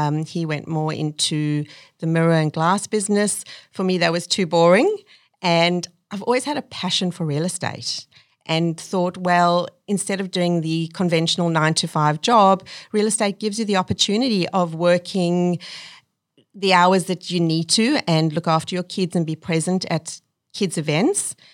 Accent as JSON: {"language": "English", "country": "South Africa", "moved": "as an adult", "lives_now": "Australia", "said": "My parents wanted to leave South Africa and give my brother and I a better life"}